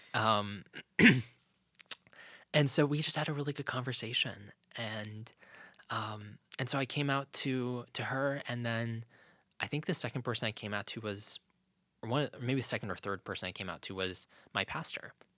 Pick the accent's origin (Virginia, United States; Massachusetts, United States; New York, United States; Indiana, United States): Virginia, United States; Lynchburg; when we moved as a family from Virginia Beach to Lynchburg, Virginia, that not only was a big move for me